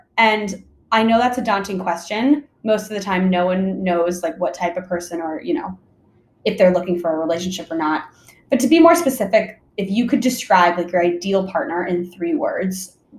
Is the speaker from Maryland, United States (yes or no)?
yes; Maryland, United States; moved away as an adult; now in San Francisco Bay Area, United States; I am 24 years old. I work in brand marketing at a tech company. I'm originally from Maryland, so also an East Coast transplant. Moved to the Bay Area about 3 years ago